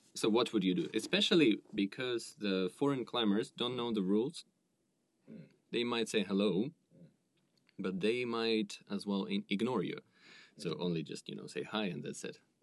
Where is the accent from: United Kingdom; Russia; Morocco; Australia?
Russia; now in Tokyo, Japan; I'm from Russia.